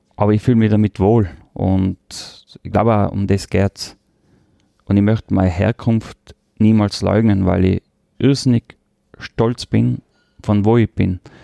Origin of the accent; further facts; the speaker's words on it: Tyrol, Austria; accent: Tyrolean; first language Tyrolean German and Croatian; now in Vienna, Austria; Der Tiroler Dialekt hat einen sehr hohen Stellenwert bei mir. Das ist meine Heimat, da bin ich aufgewachsen das ist die erste Sprache mit Kroatisch, was ich gelernt habe.